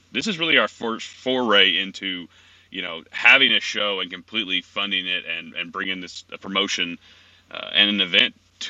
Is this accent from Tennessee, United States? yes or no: yes; Tennessee, United States; I'm from Tennessee, so I'm from the South as well.